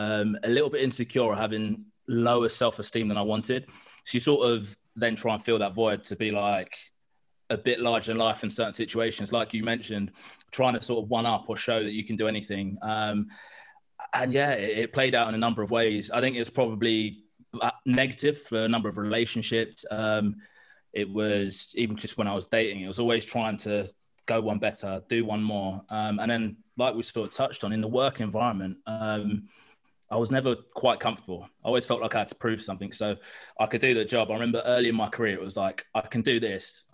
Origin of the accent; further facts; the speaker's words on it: London, United Kingdom; I grew up in East London on the borderline of Essex